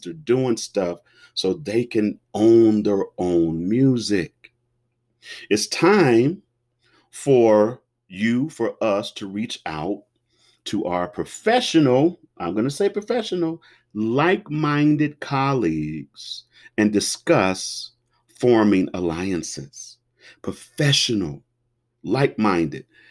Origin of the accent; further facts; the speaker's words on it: Cincinnati, Ohio, United States; I was born and raised in Cincinnati, Ohio